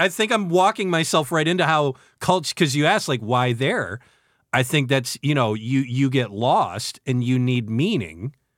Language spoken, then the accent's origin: English; New York, United States; As a New Yorker, my whole entire life